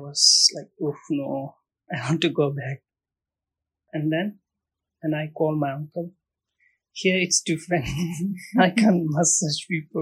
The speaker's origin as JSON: {"language": "English", "country": "Bhutan", "moved": "as an adult", "lives_now": "Maldives", "said": "I'm from Bhutan."}